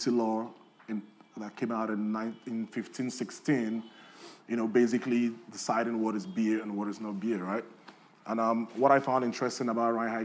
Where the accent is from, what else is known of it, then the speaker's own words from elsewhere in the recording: Nigeria; moved away; growing up in Nigeria